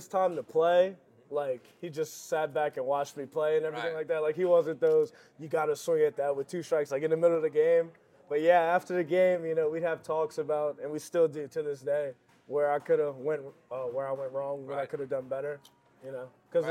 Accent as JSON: {"language": "English", "town": "New Orleans", "region": "Louisiana", "country": "United States", "tie": "born or raised there", "said": "I say that pretty much made me who I am today."}